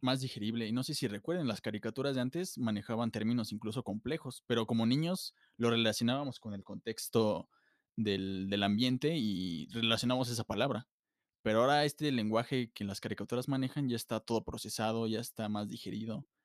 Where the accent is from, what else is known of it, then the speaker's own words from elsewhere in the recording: Mexico; nosotros como mexicanos tenemos un ego súper altísimo.